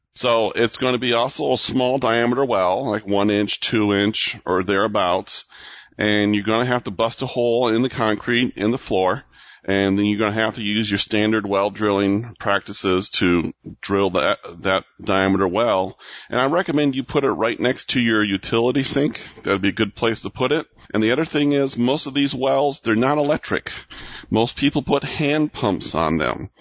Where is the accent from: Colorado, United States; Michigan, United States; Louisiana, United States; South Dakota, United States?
Michigan, United States; Michigan, my home state